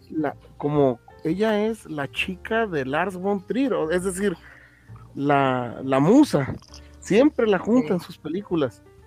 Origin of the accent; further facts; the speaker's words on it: Mexico; como buen mexicano